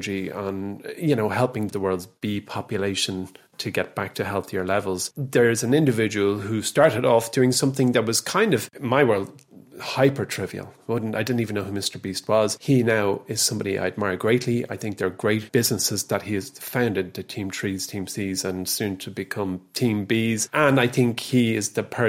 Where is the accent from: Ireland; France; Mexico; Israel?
Ireland; being Irish, because we are a country that gives